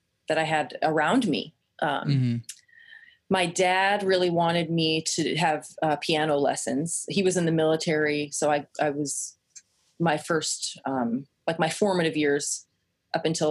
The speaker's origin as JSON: {"language": "English", "region": "Kansas", "country": "United States", "tie": "born or raised there", "said": "I grew up in Kansas"}